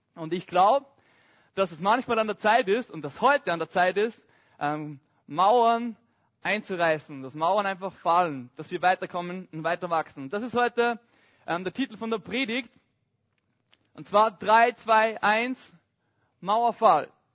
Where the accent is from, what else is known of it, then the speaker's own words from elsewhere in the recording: Upper Austria, Austria; moved away; ich komme ursprünglich aus Oberösterreich. Und ich bin so ein richtiges Landkind.